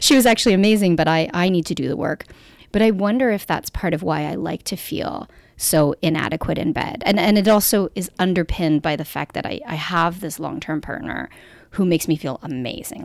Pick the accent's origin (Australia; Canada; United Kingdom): Canada; we're Canadian